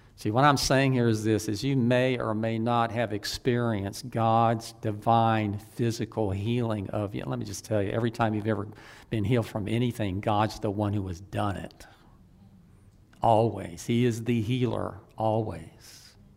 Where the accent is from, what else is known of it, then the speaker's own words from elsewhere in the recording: the Old South, United States; I was from the Old South